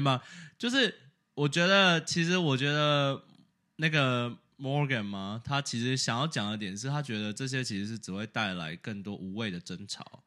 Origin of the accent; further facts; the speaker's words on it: Taiwan; now in United States; 我们台湾人